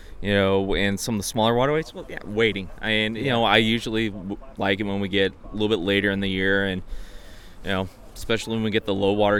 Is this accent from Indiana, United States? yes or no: yes; Hebron, Indiana, United States; Originally from Northwest Indiana, small town called Hebron